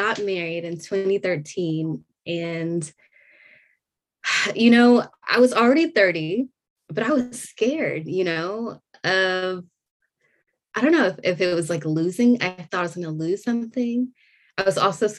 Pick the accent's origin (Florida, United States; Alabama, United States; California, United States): California, United States; Orange County; moved away as an adult; also born or lived in Torrance, California; now in Georgia, United States; I was born in Torrance, but I primarily grew up in Orange County